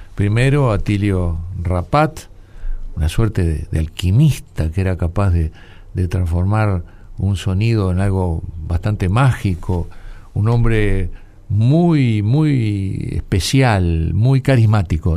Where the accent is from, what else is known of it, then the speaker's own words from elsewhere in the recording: Uruguay; Soy un uruguayo desordenado